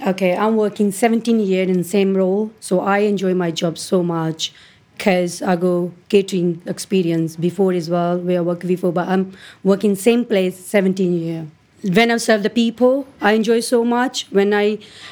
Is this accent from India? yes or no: yes; India; English is a second language; now in United Kingdom; I'm come from India